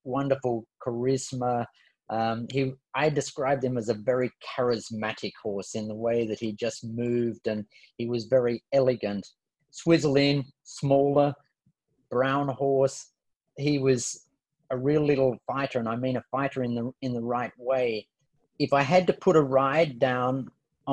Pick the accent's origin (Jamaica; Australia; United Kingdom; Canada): Australia; Sydney, New South Wales; born or raised there